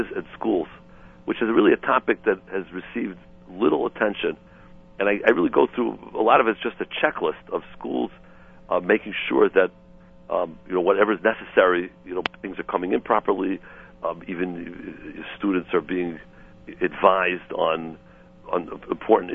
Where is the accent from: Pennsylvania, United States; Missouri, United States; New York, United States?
Missouri, United States; St. Louis; I grew up in St. Louis